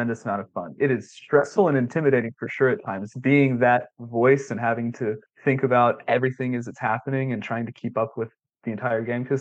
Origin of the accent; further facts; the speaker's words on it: Grenada, Mississippi, United States; moved away as an adult; now in Knoxville, United States; I'm originally from Grenada, Mississippi